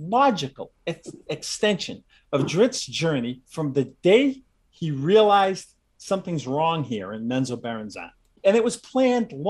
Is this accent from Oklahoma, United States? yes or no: no; Massachusetts, United States; also born or lived in Southern California; I live in Massachusetts. I grew up in Massachusetts.